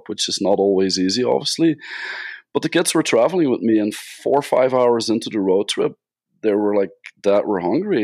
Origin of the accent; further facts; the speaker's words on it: Belgium; now in Las Vegas, United States; I'm from Belgium originally, Belgium, Europe, hence where the accent comes from.